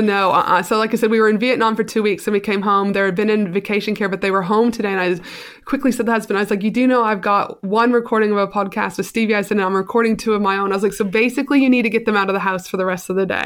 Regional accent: Canada; I am super Canadian, very proud

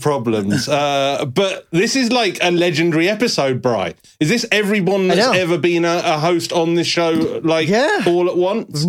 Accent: United Kingdom; we're British.

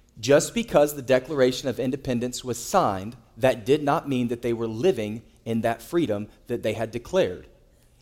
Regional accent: United States; we as American citizens

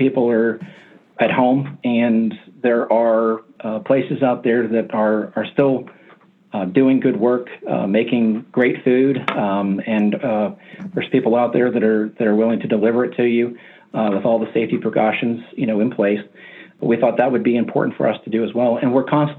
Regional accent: Appalachia, United States; I grew up in Appalachia

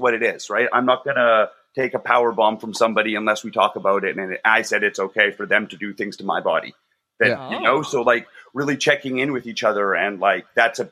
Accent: Calgary, Alberta, Canada; moved away; I'm from Calgary originally.

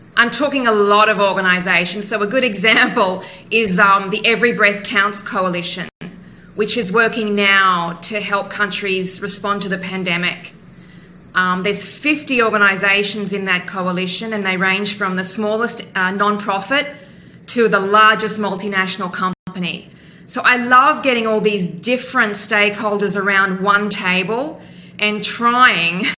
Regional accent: Western Queensland, Australia; moved away as an adult; also born or lived in Hong Kong / United States; I grew up in Western Queensland in the 1970s. We moved every few years around the state.

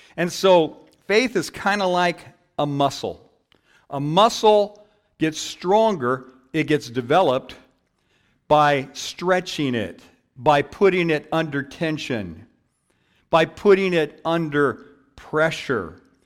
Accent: Downey, California, United States; I grew up in Downey, and a church down the street actually had bingo night

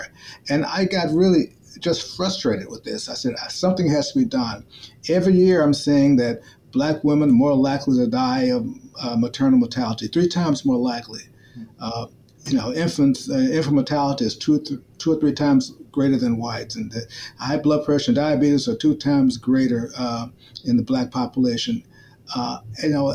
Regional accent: Memphis, Tennessee, United States; now in St. Louis, United States; I grew up in Memphis, Tennessee during the 1960s and 70s

